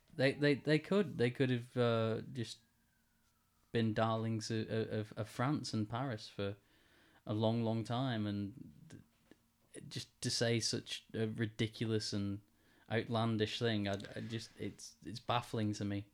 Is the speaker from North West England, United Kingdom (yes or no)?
yes; Wigan, North West England, United Kingdom; in the middle of, of, of Wigan in my hometown